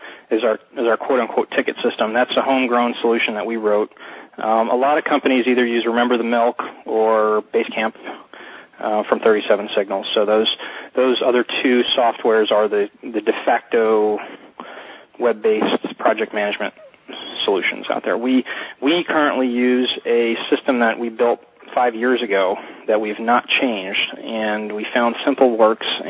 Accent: South Florida, United States; I'm from South Florida

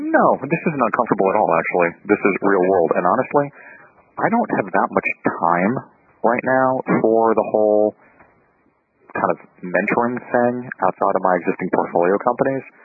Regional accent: New York, United States; I'm from New York

